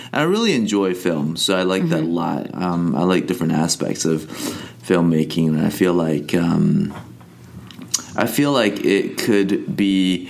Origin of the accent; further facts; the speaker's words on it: China; English is a second language; also born or lived in Hong Kong / Australia / Canada; now in United States; I'm Chinese, so I was born in China. Spent the first third of my life there. And then my mom kind of dragged me over to Hong Kong.